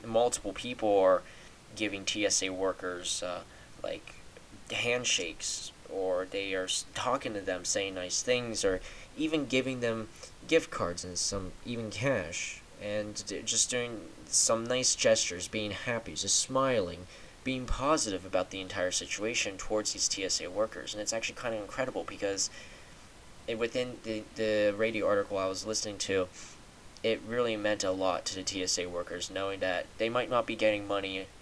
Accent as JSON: {"language": "English", "country": "United States", "said": "being American"}